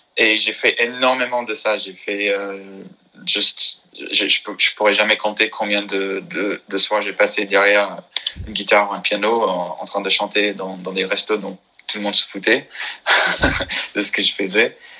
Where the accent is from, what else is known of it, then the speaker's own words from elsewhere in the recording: North Carolina, United States; French is a second language; moved away as an adult; now in Paris, France; je viens de Caroline de Nord